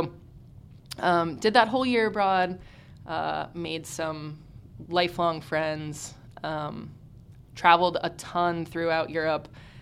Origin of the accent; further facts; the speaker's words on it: Houston, Texas, United States; I'm from Houston, Texas, born and raised